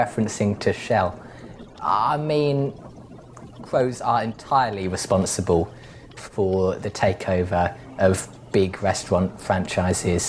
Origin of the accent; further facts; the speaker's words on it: Australia; I come from Australia, which is the home of very nasty birds